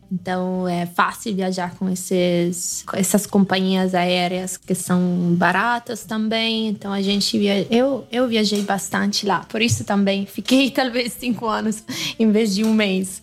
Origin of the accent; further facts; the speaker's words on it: Piedmont, Italy; first language Italian; Portuguese is a second language; eu sou do Piemonte